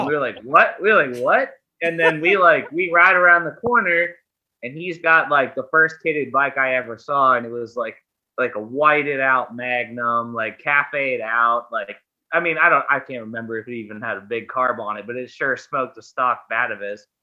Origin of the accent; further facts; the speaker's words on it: Pittsburgh, Pennsylvania, United States; I'm from Pittsburgh, Pennsylvania.